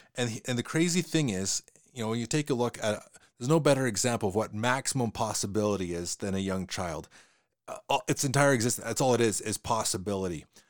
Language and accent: English; Western Canada, Canada; accent: Western Canadian; my accent that I have is a Western Canadian accent